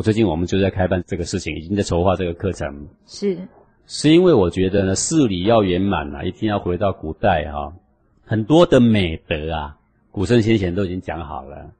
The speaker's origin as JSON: {"language": "Chinese", "country": "Taiwan", "said": "我们台湾人穿着西装，我们打了领带"}